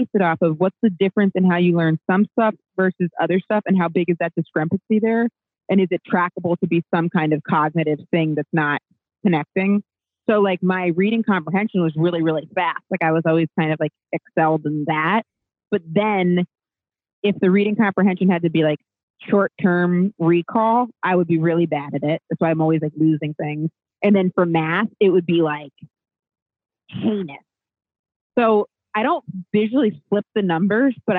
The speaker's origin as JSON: {"language": "English", "region": "Maine", "country": "United States", "said": "I'm from Maine"}